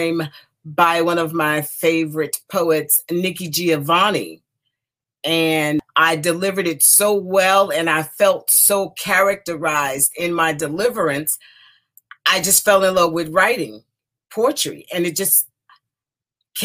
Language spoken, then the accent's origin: English; Detroit, Michigan, United States; moved away as an adult; now in DMV area, United States; I was born in Detroit, Michigan, the youngest of 12 siblings, 6 girls and 6 boys, and I'm the youngest. And so that's where I spent the first 30 years of my life, in the neighborhoods around Detroit